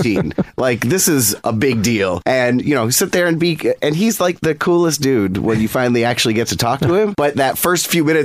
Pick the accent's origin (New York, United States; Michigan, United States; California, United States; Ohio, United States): Michigan, United States; I grew up in Michigan.